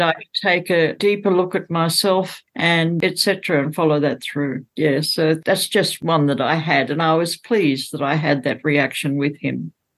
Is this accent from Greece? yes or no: no; Australia; now in Bathurst, Australia; I come from Australia. I come now from a city called Bathurst